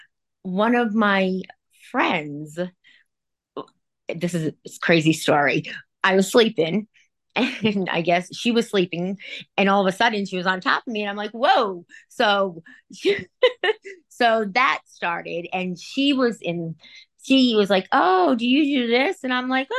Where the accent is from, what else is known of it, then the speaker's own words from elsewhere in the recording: Rhode Island, United States; I'm from Rhode Island